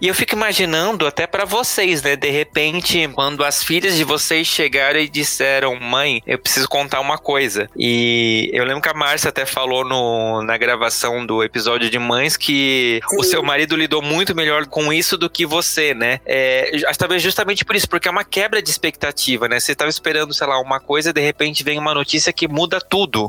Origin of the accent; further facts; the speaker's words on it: Santa Catarina, Brazil; now in São Paulo, Brazil; eu sou de Santa Catarina, vim morar em São Paulo com a cara e a coragem